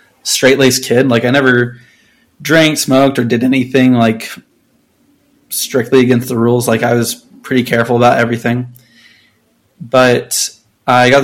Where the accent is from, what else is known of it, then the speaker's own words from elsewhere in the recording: Houston, Texas, United States; now in Utah, United States; I live in Utah. I grew up in Houston.